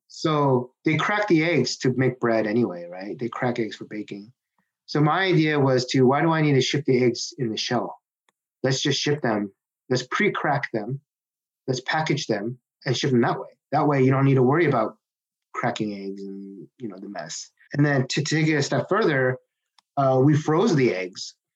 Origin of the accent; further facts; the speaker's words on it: Seattle, Washington, United States; also born or lived in Kirkland, Washington; I grew up in uh, Seattle, Washington